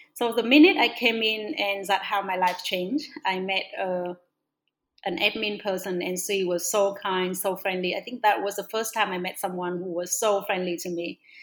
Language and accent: English; Northwest Vietnam, Vietnam; also born or lived in Melbourne; I was born in a very small village in the northwest of Vietnam.